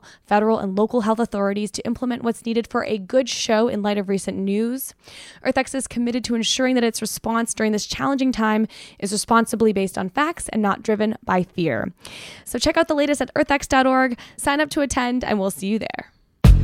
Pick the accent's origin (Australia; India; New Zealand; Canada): Canada; moved away; I grew up with one in Canada